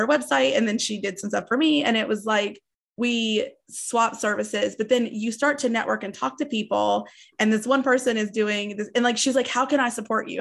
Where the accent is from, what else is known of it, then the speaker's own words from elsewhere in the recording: East Tennessee, United States; also born or lived in Nashville, Tennessee; I'm in Nashville, but I grew up in East Tennessee where it's kind of rural, like, low income.